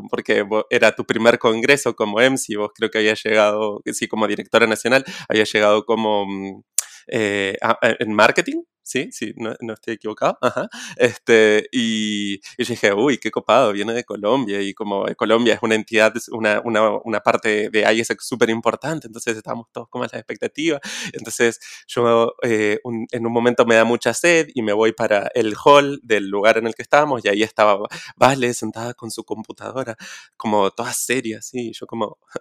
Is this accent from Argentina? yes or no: yes; Neuquén, Argentina; estoy viviendo en Neuquén, Argentina, mi ciudad natal